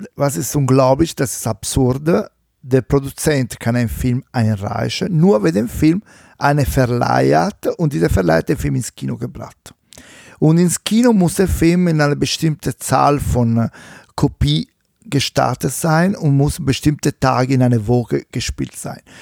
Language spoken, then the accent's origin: German; Italy; accent: Italian; German is a second language; now in Germany; mit meinem schlechten italienischen Akzent